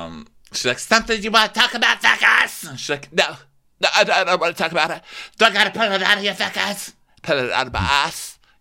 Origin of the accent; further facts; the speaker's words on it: New York City, New York, United States; I'm from New York City. All right. And there's horns everywhere.